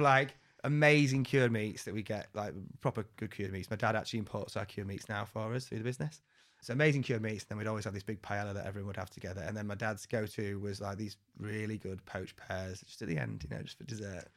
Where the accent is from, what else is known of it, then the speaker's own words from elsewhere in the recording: Wakefield, Yorkshire and the Humber, United Kingdom; I grew up in Wakefield